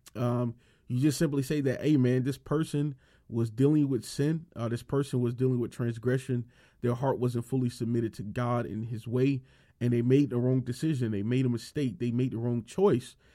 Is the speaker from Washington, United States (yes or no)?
no; Miami, Florida, United States; I was born and raised in Miami and Miami, Florida